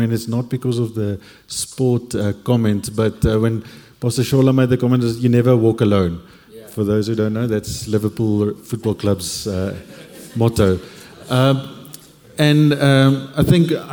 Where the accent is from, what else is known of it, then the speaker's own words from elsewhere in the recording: Cape Town, Western Cape, South Africa; moved away as an adult; also born or lived in Stellenbosch; now in Johannesburg, South Africa; born and raised in Cape